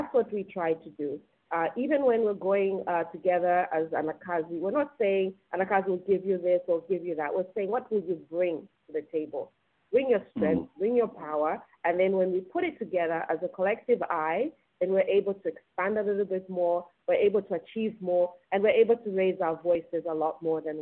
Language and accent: English; Zambia; moved away as an adult; also born or lived in California; my own experiences as a female growing up in Zambia